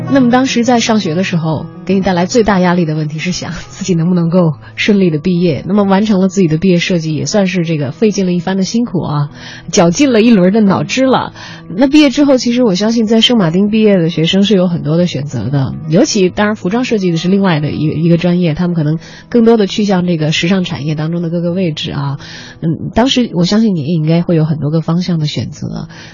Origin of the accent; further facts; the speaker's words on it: Beijing, China; 我们作为北京人